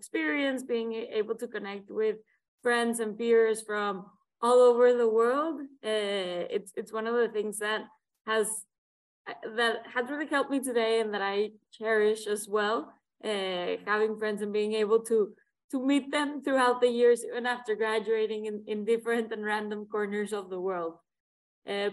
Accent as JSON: {"language": "English", "town": "Monterrey", "region": "Nuevo León", "country": "Mexico", "tie": "born or raised there", "moved": "as an adult", "said": "I was born and raised in Monterrey, Mexico"}